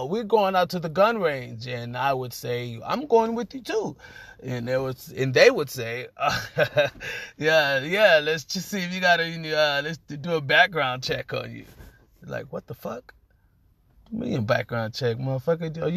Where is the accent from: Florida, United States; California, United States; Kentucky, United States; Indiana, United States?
California, United States; Los Angeles; I am from Los Angeles, California